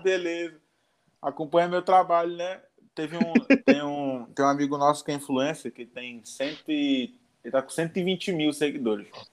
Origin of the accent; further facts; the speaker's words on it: Manaus, Amazonas, Brazil; sou de Manaus